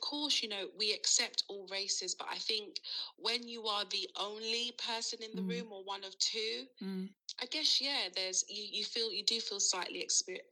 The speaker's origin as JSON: {"language": "English", "region": "London", "country": "United Kingdom", "tie": "born or raised there", "said": "growing up in London, it is very diverse."}